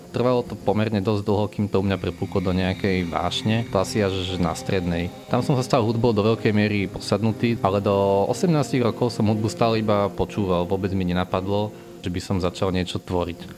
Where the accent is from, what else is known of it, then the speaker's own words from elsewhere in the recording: Bratislava, Bratislava Region, Slovakia; som z Bratislavy, mám 27 rokov